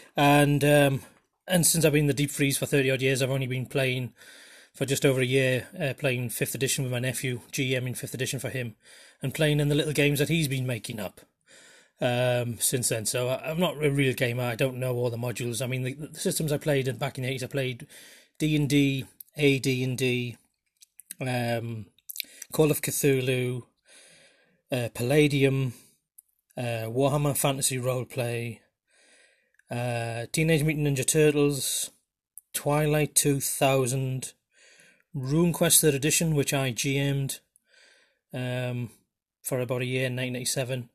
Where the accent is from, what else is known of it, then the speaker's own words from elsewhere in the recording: Geordie, North East England, United Kingdom; accent: Geordie; the closest that I've an accent or dialect to Middle English is, in fact, my own